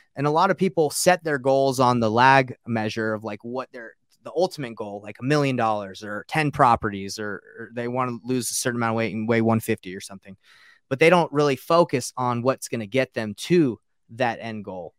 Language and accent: English; Marietta, Georgia, United States; also born or lived in Roswell, Georgia; I grew up in Marietta and, uh, Roswell